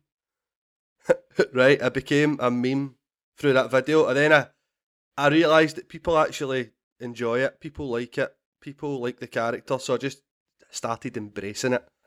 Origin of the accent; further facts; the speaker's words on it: Glasgow, Scotland, United Kingdom; I grew up in Glasgow